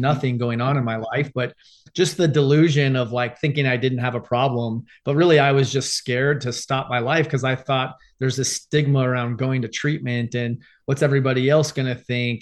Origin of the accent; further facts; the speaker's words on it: Arizona, United States; I grew up in Arizona, grew up my whole life playing sports